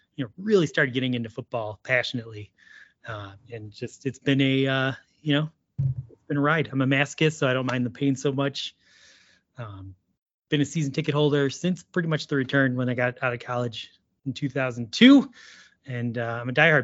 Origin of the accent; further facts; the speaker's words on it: Cleveland, Ohio, United States; got to live in Cleveland my whole life